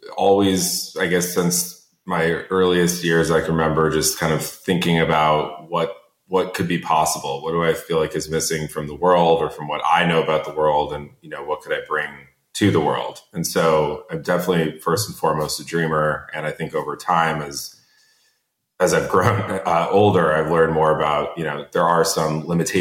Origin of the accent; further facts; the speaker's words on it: Connecticut, United States; also born or lived in Chicago, Illinois; we grew up in Connecticut.